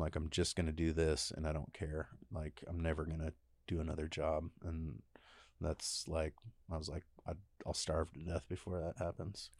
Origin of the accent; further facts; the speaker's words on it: Enumclaw, Washington, United States; growing up in Enumclaw, it wasn't like um, it wasn't appealing.